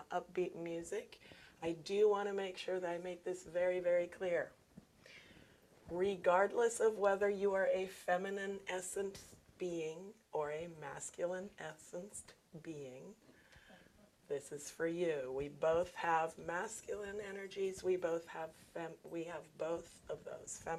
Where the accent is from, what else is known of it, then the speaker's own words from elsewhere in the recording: Germany; moved away as an adult; now in United States; I moved from Germany to the United States, went to college